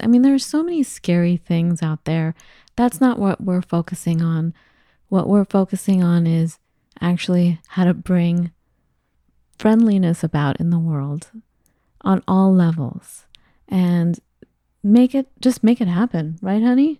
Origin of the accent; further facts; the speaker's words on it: Los Angeles, California, United States; moved away; I grew up in L